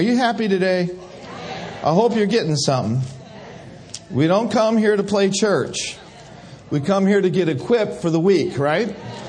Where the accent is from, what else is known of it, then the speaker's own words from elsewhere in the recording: Ireland; Well, I'm just about to lose my temper because I'm Irish.